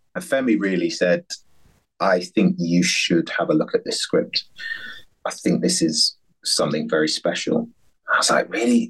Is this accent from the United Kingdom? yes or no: yes; London, United Kingdom; also born or lived in Dunstable, Bedfordshire; I was born in Fulham and went to school in Dunstable, we lived in a council high rise flat